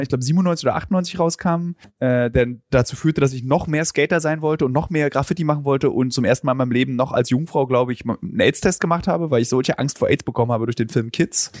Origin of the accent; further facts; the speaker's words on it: Berlin, Germany; als Jugendlicher in Berlin